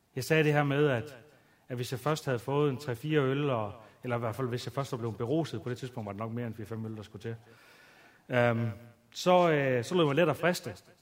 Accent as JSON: {"language": "Danish", "town": "Aalborg", "region": "North Denmark Region", "country": "Denmark", "tie": "born or raised there", "said": "jeg voksede op ude i noget, der hedder tooghalvfems tyve Aalborg Øst"}